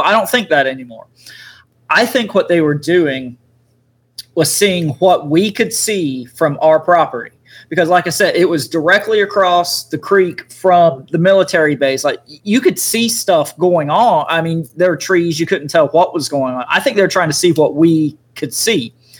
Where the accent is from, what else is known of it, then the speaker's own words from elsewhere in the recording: Eastern North Carolina, United States; I grew up in Eastern North Carolina, and I grew up, you know, right across the cri- uh, river, creek, whatever you want to call it, from a large military base. Camp Lejeune is the name of the base.